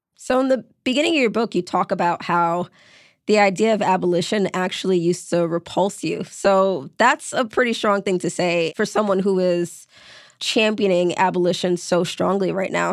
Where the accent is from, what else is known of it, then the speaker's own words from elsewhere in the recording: New York City, New York, United States; I grew up in New York City. When I was in high school, senior year, I was violently mugged in my neighborhood in Brooklyn